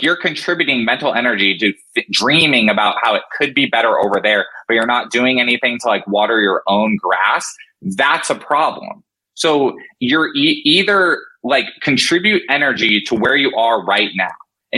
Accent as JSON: {"language": "English", "region": "Colorado", "country": "United States", "tie": "born there", "also_born_or_lived": "Florida / Washington", "said": "I was born in Colorado, lived in Florida when I was very, very little."}